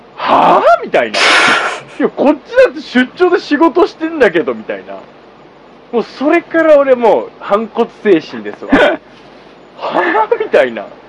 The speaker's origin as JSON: {"language": "Japanese", "town": "Tsukuba", "region": "Ibaraki", "country": "Japan", "tie": "born or raised there", "said": "自分がつくば市出身で"}